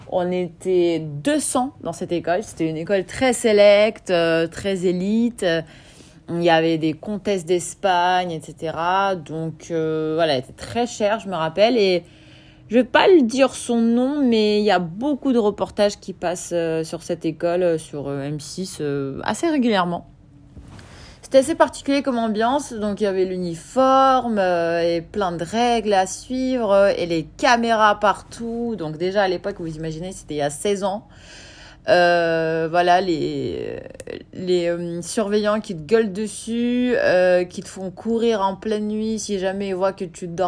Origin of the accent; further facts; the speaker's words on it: Kyiv, Ukraine; Euh, je venais d'Ukraine, euh, de Kiev.